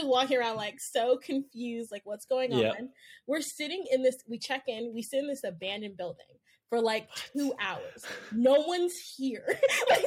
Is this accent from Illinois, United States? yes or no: no; the Bay Area, California, United States; I was born and raised in the Bay.